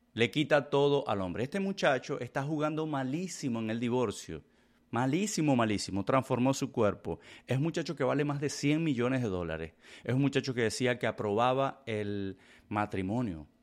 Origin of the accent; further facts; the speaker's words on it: Venezuela; Yo soy venezolano, yo soy hispano